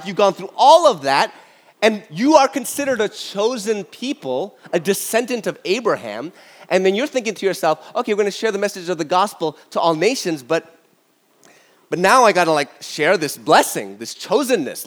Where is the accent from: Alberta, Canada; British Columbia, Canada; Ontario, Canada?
Ontario, Canada; Toronto; I grew up in North York, Toronto, all my life